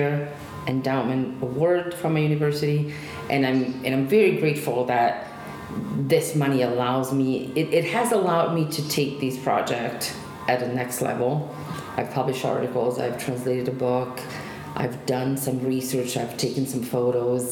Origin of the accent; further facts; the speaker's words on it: Genoa, Liguria, Italy; moved away; the last city that was European capital of culture in Italy was my hometown